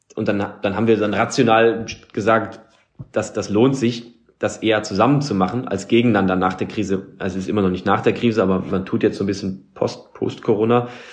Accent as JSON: {"language": "German", "country": "Germany", "said": "wir als Deutsche"}